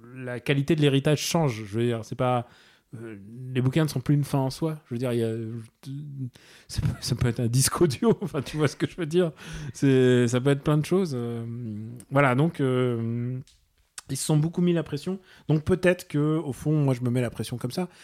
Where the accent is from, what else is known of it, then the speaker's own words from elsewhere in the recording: Russia; je suis russe